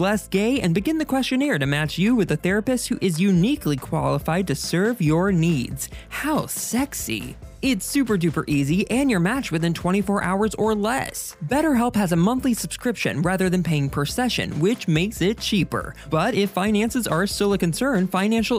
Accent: Southern, United States; accent: Southern; my Southern accent

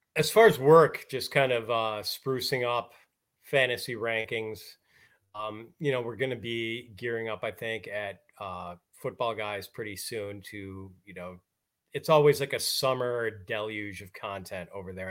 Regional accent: Milwaukee, Wisconsin, United States; I grew up in Wisconsin, so we always had ice in the winter.

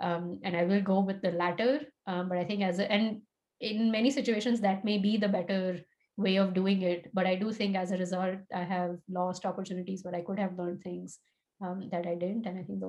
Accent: Tulsa, Oklahoma, United States; born there; And I was born in Tulsa, Oklahoma, which I imagine would be very surprising to a lot of people based on how I look and talk and so on.

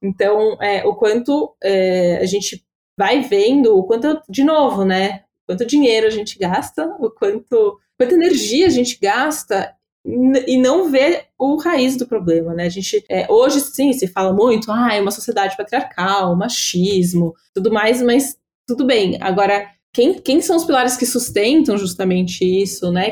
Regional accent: São Paulo, Brazil; eu sou de São Paulo

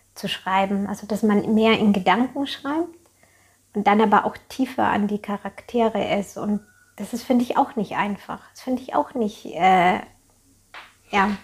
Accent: Germany; bei uns in Deutschland

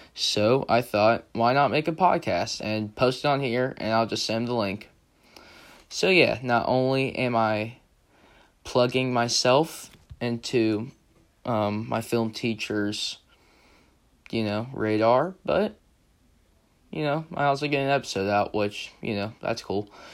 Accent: the South, United States; I'm from the South, so I know how one sounds

